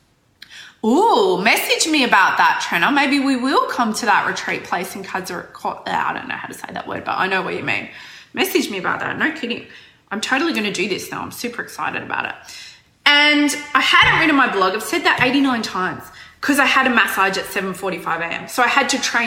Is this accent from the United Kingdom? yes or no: no; Australia; I'm not from New Zealand. I'm from Australia. Australia, mate. Very Australian.